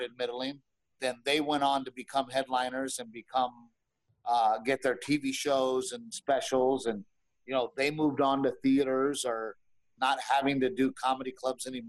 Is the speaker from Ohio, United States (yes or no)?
no; Texas, United States; also born or lived in Los Angeles; I am from Texas and I've been hunting and fishing my whole fucking life